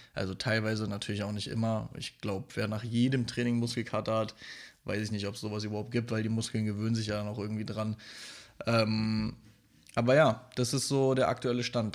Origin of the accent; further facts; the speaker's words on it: Berlin, Germany; als Stadtkind, wie ich, ich komme ja aus Berlin